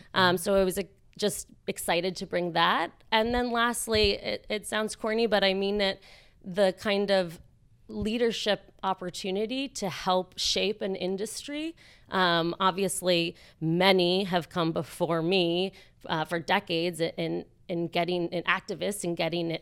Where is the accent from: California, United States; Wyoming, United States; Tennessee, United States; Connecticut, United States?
Connecticut, United States; born or raised there